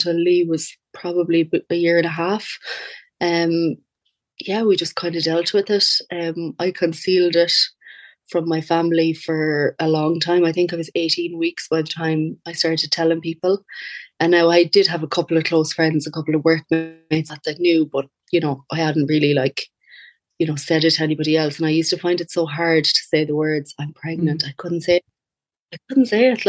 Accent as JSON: {"language": "English", "town": "Castlebar", "region": "Connacht", "country": "Ireland", "said": "I'm from Castlebar, County Mayo"}